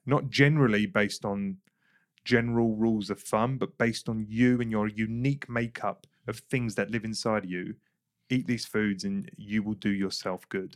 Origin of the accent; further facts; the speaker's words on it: England, United Kingdom; I grew up in England